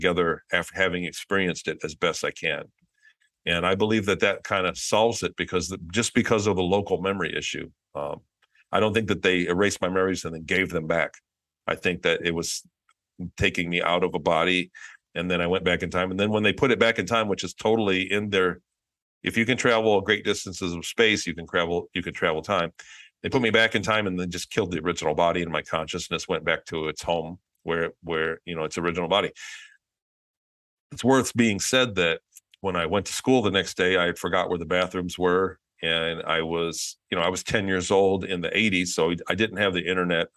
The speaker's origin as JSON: {"language": "English", "region": "Michigan", "country": "United States", "tie": "born or raised there", "said": "since I was born, I lived in Michigan. I grew up in Michigan"}